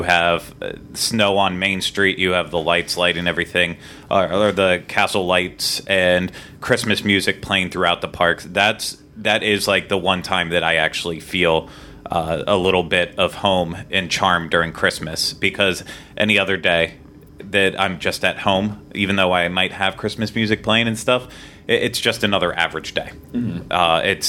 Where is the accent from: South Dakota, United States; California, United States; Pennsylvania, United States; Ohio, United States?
Pennsylvania, United States; now in Florida, United States; I grew up in Pennsylvania.